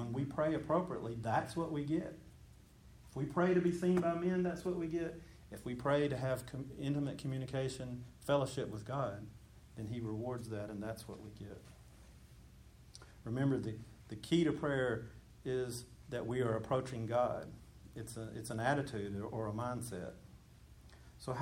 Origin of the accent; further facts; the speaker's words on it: Georgia, United States; I grew up in Mayberry, even though it was Georgia. I grew up in a Mayberry kind of a place.